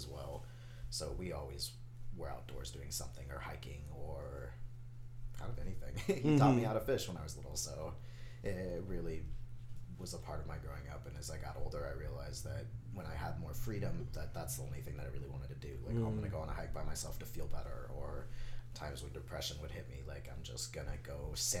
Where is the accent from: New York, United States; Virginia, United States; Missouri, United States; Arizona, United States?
Arizona, United States; Phoenix; I grew up here. I was born and raised in Phoenix